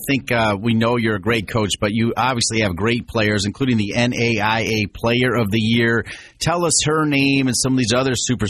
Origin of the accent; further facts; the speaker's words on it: Northwestern Ohio, United States; I grew up in Northwestern Ohio.